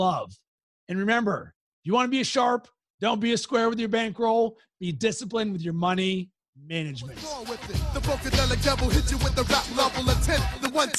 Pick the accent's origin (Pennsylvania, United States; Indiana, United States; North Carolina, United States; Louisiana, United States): Pennsylvania, United States; Pittsburgh; moved away as an adult; now in Chicago, United States; I grew up in Pittsburgh